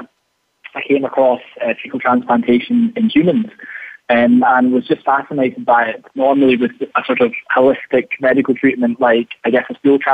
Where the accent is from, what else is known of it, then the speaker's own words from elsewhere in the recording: Scotland, United Kingdom; I am very much Scottish, yes. I was born here and lived here, and so yeah, I'm Scottish.